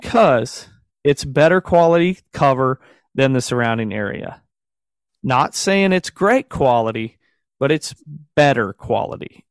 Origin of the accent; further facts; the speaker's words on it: Southern Missouri, United States; I'm a brother from the South. I'll claim to be from the South for sure, in, in Southern Missouri.